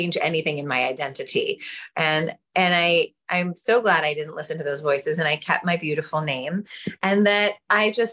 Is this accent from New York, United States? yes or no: yes; New York City, New York, United States; My mother wasn't Jewish, but we grew up in New York City